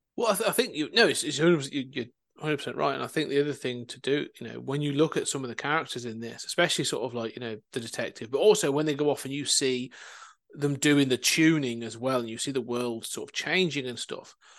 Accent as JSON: {"language": "English", "town": "Coventry", "region": "West Midlands", "country": "United Kingdom", "tie": "born or raised there", "also_born_or_lived": "Leicester", "moved": "yes", "said": "I was raised in Coventry I now live uh, elsewhere"}